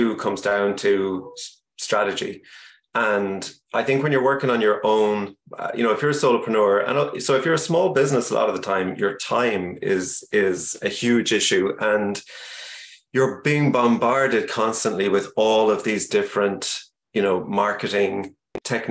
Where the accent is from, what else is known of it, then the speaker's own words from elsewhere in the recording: Ireland; also born or lived in Cork / Kentucky; I'm Irish. We live in Cork, but I'm actually chatting to you right now from Kentucky